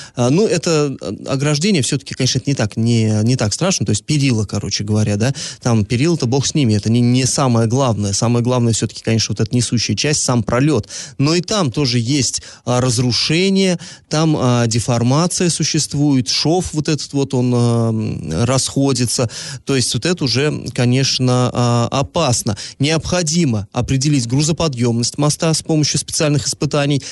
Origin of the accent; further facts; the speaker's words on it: Orsk, Orenburg Oblast, Russia